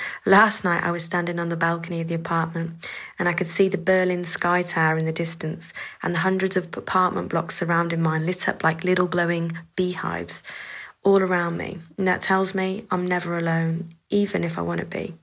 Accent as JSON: {"language": "English", "country": "United Kingdom", "said": "we British Romany travellers"}